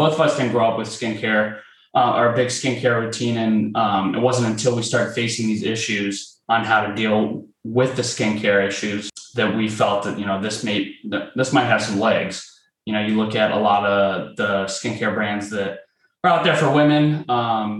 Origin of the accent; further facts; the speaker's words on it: Ohio, United States; we're from Ohio